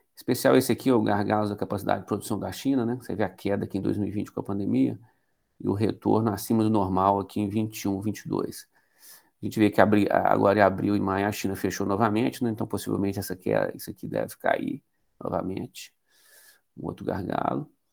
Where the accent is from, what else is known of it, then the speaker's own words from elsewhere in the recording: Minas Gerais, Brazil; eu sou mineiro, como todos, sempre fui empresário